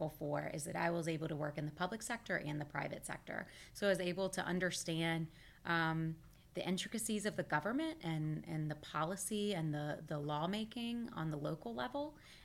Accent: Baton Rouge, Louisiana, United States; moved away as an adult; also born or lived in Jefferson Parish, Louisiana; I grew up in Baton Rouge, and I went to LSU

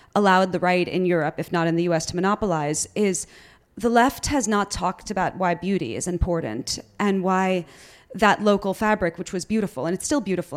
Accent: New York, United States; I'm I'm from New York. Like I was I was born here

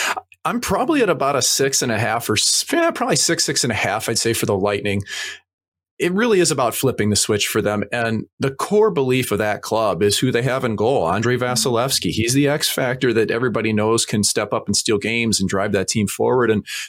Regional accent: St. Louis, Missouri, United States; That's who I grew up watching in St. Louis.

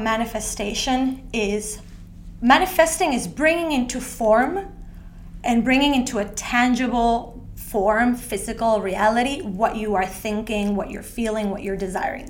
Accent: Ecuador; moved away as an adult; also born or lived in Australia; now in Sweden; I was born and raised in Ecuador by a, uh, my family who comes from Argentina

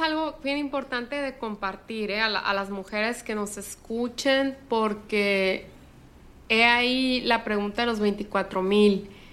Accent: Sinaloa, Mexico; soy la única de Sinaloa

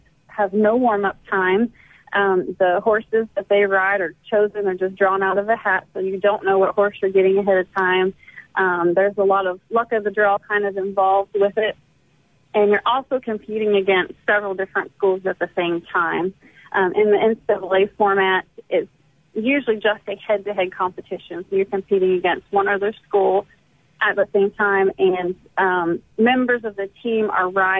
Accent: Pennsylvania, United States; moved away as an adult; also born or lived in Texas / New Mexico / Tennessee; now in Mississippi, United States; grew up in Pennsylvania

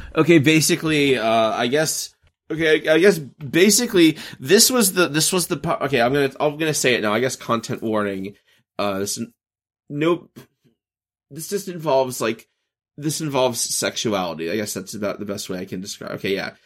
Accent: the American South, United States; growing up in America and the South

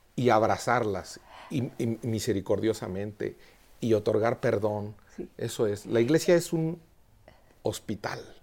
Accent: Quiroga, Michoacán, Mexico; also born or lived in Madrid, Spain; now in Mexico City, Mexico; en mi pueblo, en Quiroga, Michoacán

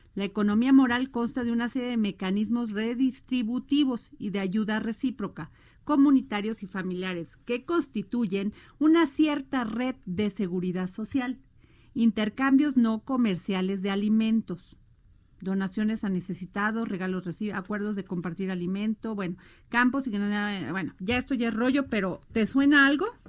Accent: Veracruz, Mexico; como dicen en mi pueblo Veracruz, ¿verdad? Allá en Veracruz

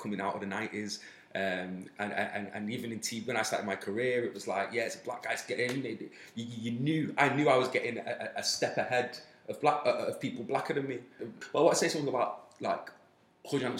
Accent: Manchester, North West England, United Kingdom; I was raised in South Manchester, which happens to be a very forward-thinking city

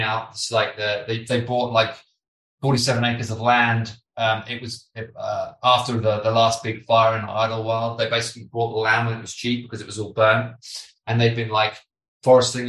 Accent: United Kingdom

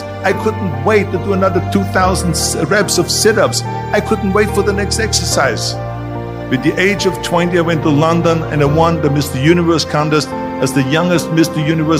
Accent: Austria; moved away; I was born in 1947 in Austria after the Second World War.

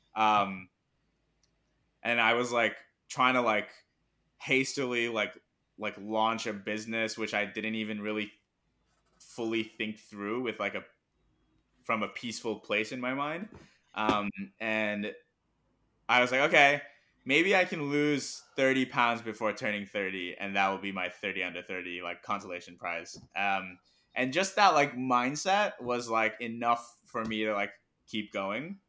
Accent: Hong Kong; first language Mandarin; English is a second language; also born or lived in Pittsburgh, United States / Irvine, California, United States / Hyderabad, India; now in New York, United States; I was born in the U S, grew up in Hong Kong, and I'm Indian

